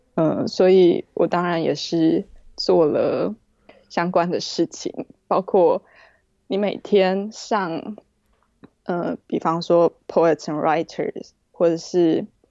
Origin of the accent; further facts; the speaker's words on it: Taipei, Taiwan; moved away as an adult; also born or lived in New York, United States; now in London, United Kingdom; 我是台北人，啊，我父亲是外省人，我母亲是本省人。那我从小到大都是在台湾长大的